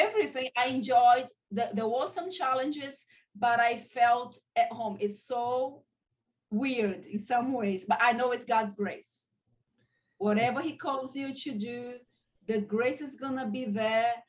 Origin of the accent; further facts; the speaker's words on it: Fortaleza, Ceará, Brazil; English is a second language; moved away as an adult; also born or lived in London, United Kingdom; now in Campina Grande, Brazil; I grew up in Fortaleza